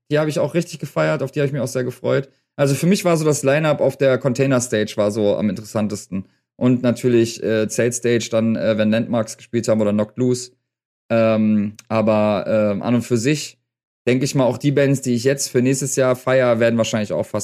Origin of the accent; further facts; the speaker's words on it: North Rhine-Westphalia, Germany; now in Berlin, Germany; da sind wir gerade nach Berlin gezogen. Ich komme halt aus Nordrhein-Westfalen. Wir sind aber 88 oder 89 mal nach Berlin gezogen, also vor Mauerfall sind wir in Berlin gewesen und äh, in Schöneberg.